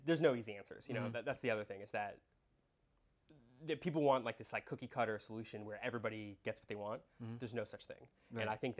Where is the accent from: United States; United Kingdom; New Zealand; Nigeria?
United States; I was born here. Yeah. I don't identify myself as Indian. Or like as an Indian citizen.